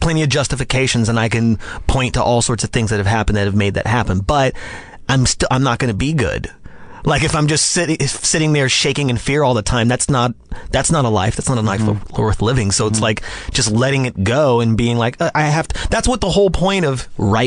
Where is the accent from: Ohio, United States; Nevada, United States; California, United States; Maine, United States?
Nevada, United States; Las Vegas; I grew up in Las Vegas, Nevada.